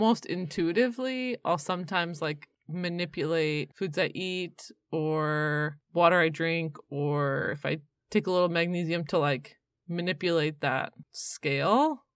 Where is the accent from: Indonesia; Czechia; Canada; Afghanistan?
Canada; now in North Carolina, United States; I'm from Canada